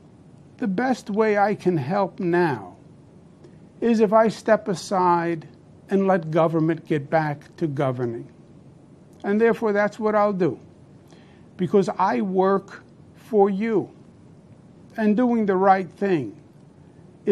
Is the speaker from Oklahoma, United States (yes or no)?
no; New York, United States; I'm a New Yorker, born and bred